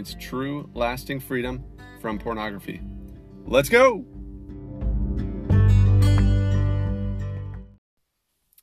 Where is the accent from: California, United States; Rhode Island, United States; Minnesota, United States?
Minnesota, United States; I grew up in Minnesota